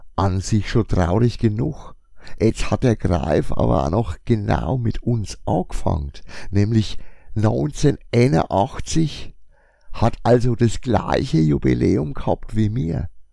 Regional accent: Franconia, Bavaria, Germany; accent: Franconian; mit meinem fränkischen Dialekt

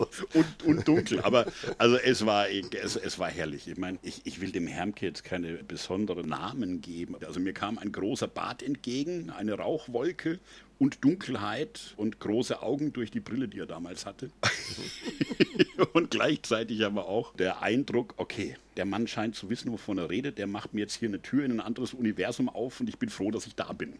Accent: Üngershausen, Bavaria, Germany; So als kleiner Bub vom Land, ich komme ja aus Üngershausen, ja, so elf Kilometer süd-südwestlich von Würzburg

